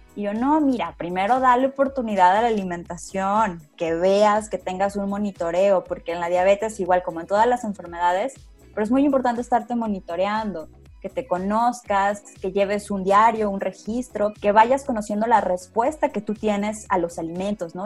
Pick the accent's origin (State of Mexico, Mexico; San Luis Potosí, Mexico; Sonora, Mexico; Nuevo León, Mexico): San Luis Potosí, Mexico; de las regiones aquí de San Luis Potosí, de donde yo soy